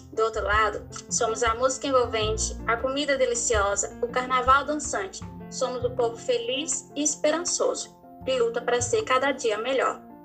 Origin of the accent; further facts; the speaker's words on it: Brazil; sou brasileira